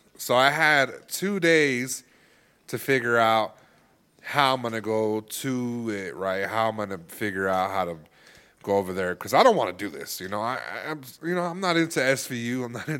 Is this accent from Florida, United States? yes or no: no; California, United States; Yeah, I'm from California.